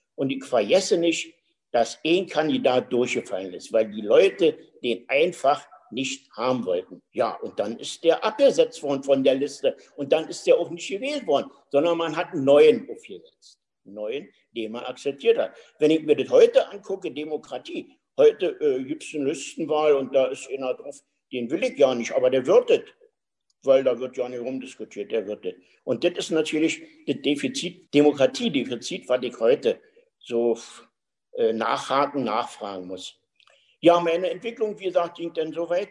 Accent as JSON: {"language": "German", "region": "Berlin", "country": "Germany", "tie": "born or raised there", "said": "bin in Berlin geboren, und äh, so spreche ich ja auch noch und das will ich auch pflegen weiterhin"}